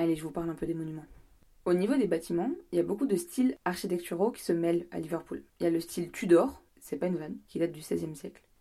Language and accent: French; France; moved away as an adult; also born or lived in York; now in England; Je suis française